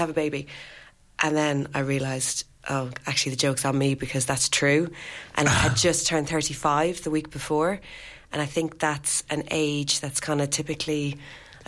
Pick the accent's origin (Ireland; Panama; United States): Ireland; when she got pregnant with me in 1979, contraception was still illegal in Ireland